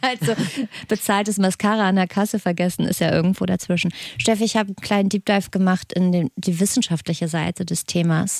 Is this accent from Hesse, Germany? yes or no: yes; Hesse, Germany; Hessen, komme ich her